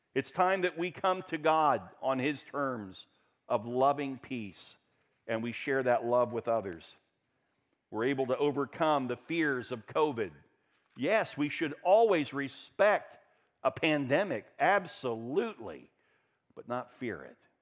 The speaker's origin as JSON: {"language": "English", "town": "Daytona Beach", "region": "Florida", "country": "United States", "tie": "born or raised there", "said": "When I was a kid growing up in Daytona Beach"}